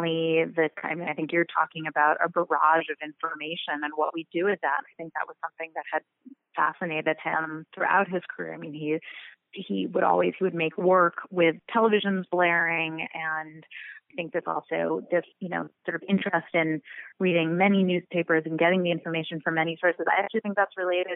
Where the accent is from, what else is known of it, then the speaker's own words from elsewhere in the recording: New York City, New York, United States; also born or lived in Los Angeles; I'm from New York.